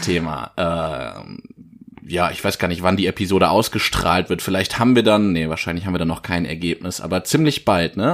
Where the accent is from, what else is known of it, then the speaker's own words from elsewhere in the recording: Giessen, Hesse, Germany; meine Heimatstadt Gießen